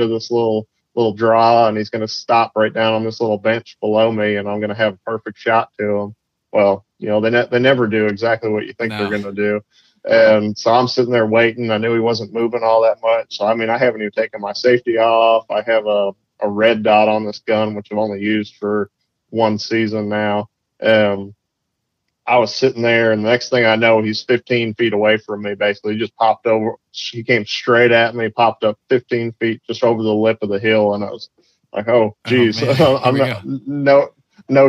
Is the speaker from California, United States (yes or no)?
no; Massachusetts, United States; moved away as an adult; also born or lived in Maine / South Georgia / Florida; now in Arkansas, United States; I grew up in Massachusetts on the coast